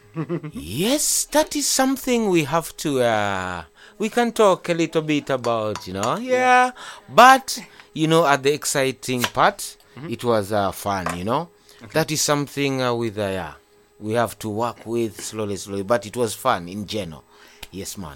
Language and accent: English; Kampala, Central Region, Uganda; I'm raised uh, in Kampala. Mm-hmm. That is uh, the uh, Makindye district.